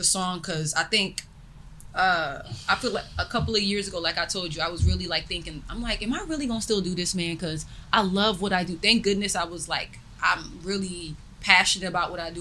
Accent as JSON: {"language": "English", "region": "New York", "country": "United States", "tie": "born or raised there", "said": "I was born in New York"}